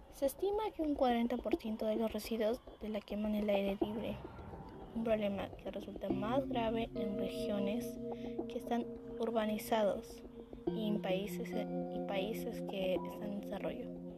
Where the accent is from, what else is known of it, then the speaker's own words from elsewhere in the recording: Peru; así somos los peruanos, personas de corazón